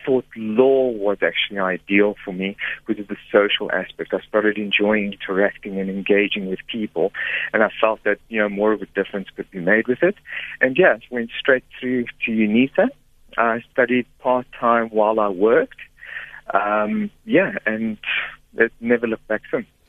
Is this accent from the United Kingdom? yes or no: no; Pretoria, Gauteng, South Africa; I was born in Pretoria, in Sunnyside in Pretoria